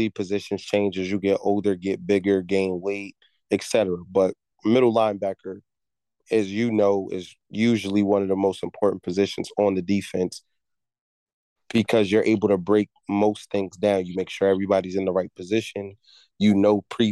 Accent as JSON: {"language": "English", "town": "East Orange", "region": "New Jersey", "country": "United States", "said": "I'm from East Orange, New Jersey. I played Pop Warner all the way up, played high school"}